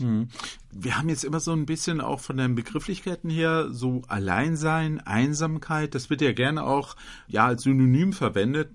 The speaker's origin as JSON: {"language": "German", "town": "Butzbach", "region": "Hesse", "country": "Germany", "tie": "born or raised there", "said": "hier bei mir in meiner Heimatgemeinde"}